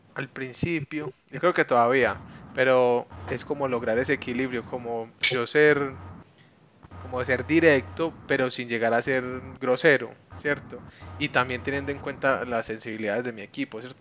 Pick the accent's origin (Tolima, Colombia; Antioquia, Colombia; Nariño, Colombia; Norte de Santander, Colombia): Antioquia, Colombia; Medellín; also born or lived in Bogotá; yo soy paisa de Medellín toda la vida y tuve la oportunidad de vivir en Bogotá un tiempo